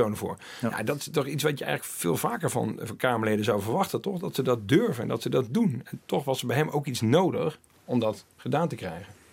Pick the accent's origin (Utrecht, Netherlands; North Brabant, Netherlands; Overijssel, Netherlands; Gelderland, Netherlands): Overijssel, Netherlands; Twente; in Twente waar ik ben opgegroeid